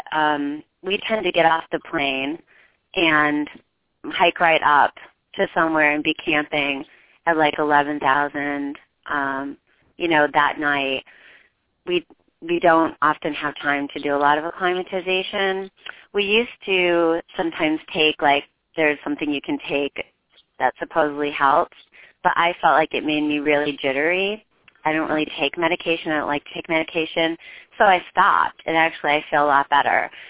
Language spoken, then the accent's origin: English; Endwell, New York, United States; I grew up in Endwell, New York